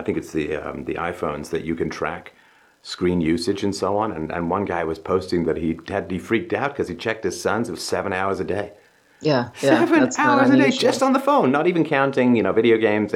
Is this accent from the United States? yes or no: no; England, United Kingdom; growing up in England in the 70s